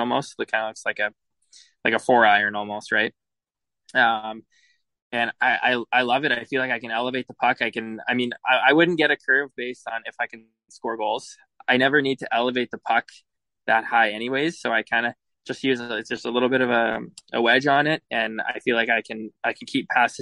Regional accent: Edmonton, Alberta, Canada; moved away; I'm from Edmonton, and I was drafted to the Brandon Wheat Kings, and so I wasn't really sure what to expect, being from a big city

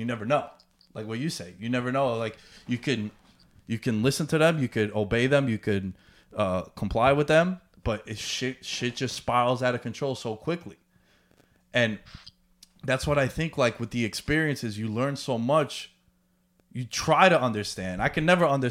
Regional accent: New York City, New York, United States; being from Queens, growing up in Queens

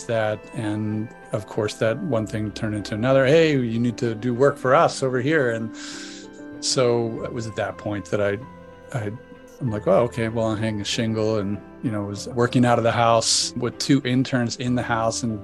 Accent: Delaware, United States; moved away as an adult; also born or lived in Boston / Philadelphia; now in San Diego, United States; get out of my family environment growing up in Delaware

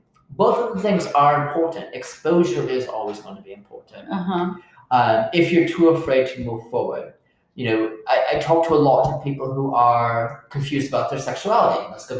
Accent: United Kingdom; I know, but I'm a Brit.

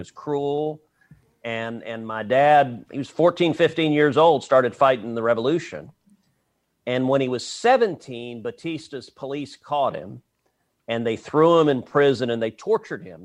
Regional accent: Texas, United States; I'm a Texan

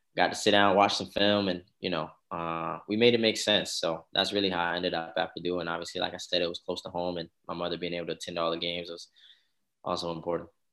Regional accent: New Albany, Indiana, United States; also born or lived in Louisville, Kentucky; originally, I'm from New Albany, Indiana

